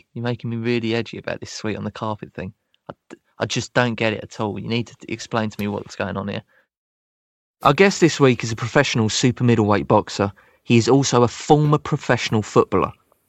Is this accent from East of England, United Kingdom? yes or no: no; Croydon, London, United Kingdom; born or raised there